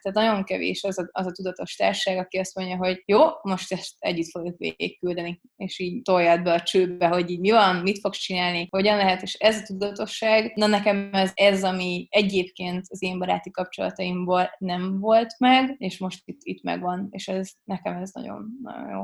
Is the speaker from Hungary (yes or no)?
yes; Hungary; nem csak magyarok vagyunk